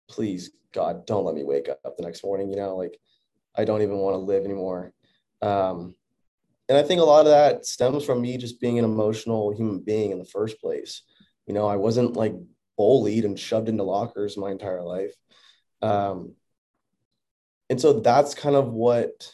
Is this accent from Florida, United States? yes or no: yes; Orlando, Florida, United States; moved away; also born or lived in Texas; we moved from Orlando, Florida to Texas. And, you know, I had been at the same school my entire life.